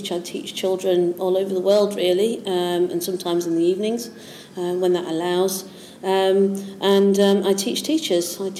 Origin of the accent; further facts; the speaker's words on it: Yorkshire and the Humber, United Kingdom; now in East Anglia, United Kingdom; Well, I'm from Yorkshire.